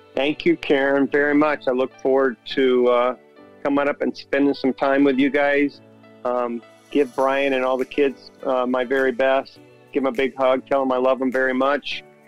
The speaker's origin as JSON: {"language": "English", "town": "Orlando", "region": "Florida", "country": "United States", "tie": "born or raised there", "said": "Orlando, my hometown"}